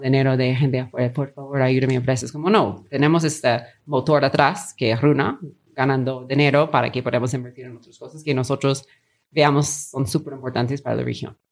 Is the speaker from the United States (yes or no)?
yes; Long Beach, California, United States; Spanish is a second language; moved away as an adult; also born or lived in Peru / China / Mexico City; Yo estudié mi colegio y high school en como Los Ángeles